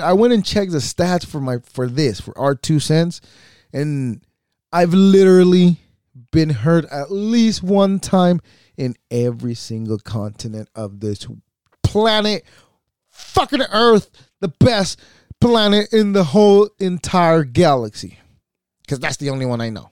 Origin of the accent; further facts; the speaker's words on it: United States; we are American as fuck. This is where we are, and this is where we belong.